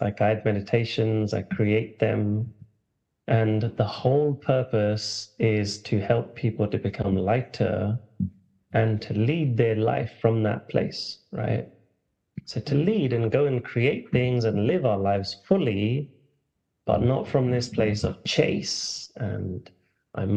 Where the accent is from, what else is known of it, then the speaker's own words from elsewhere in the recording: London, United Kingdom; I grew up in London, England. People might start hearing the accent